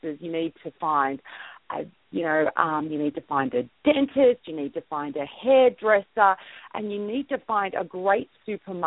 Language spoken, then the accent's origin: English; Sydney, New South Wales, Australia; moved away as an adult; now in Utah, United States; I grew up, I was born and raised in Sydney, Australia